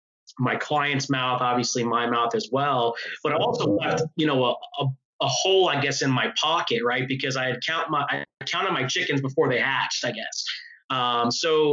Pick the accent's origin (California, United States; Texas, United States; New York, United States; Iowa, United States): New York, United States; I'm from New York